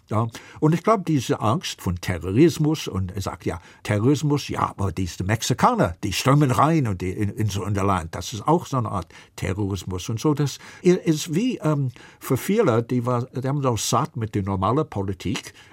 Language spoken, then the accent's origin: German; New York, United States; German is a second language; Ich komme aus New York. In Manhattan, Donald Trump hat 50.000 Wähler und Hillary 500.000.